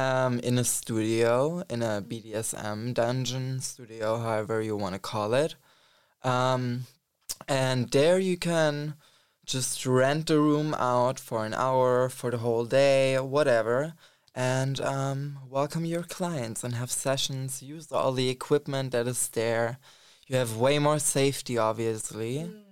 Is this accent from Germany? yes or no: yes; Germany; now in Berlin, Germany; I grew up in Germany. But not exactly in Berlin. But yeah, I came to Berlin like 2.5 years ago now.